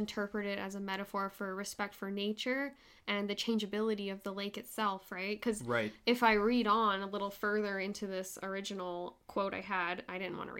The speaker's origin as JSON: {"language": "English", "area": "Okanagan", "region": "British Columbia", "country": "Canada", "tie": "born or raised there", "said": "growing up in the Okanagan"}